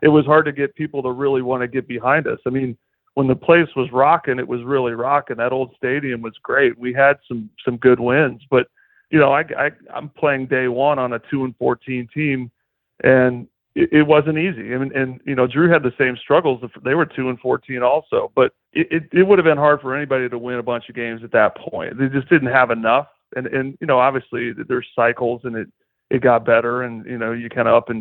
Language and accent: English; Goshen, Indiana, United States; moved away; I'm from Goshen, Indiana